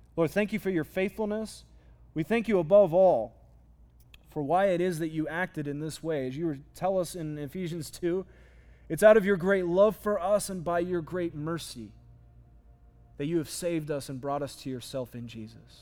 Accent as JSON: {"language": "English", "town": "Phoenix", "region": "Arizona", "country": "United States", "tie": "born or raised there", "said": "I grew up in Arizona, specifically in Phoenix"}